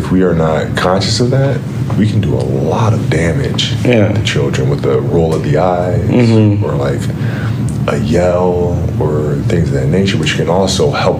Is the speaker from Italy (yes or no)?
yes; Italy; Like growing up in Italy, we had a league called mini basket, and I played a mini basket, and the baskets were smaller.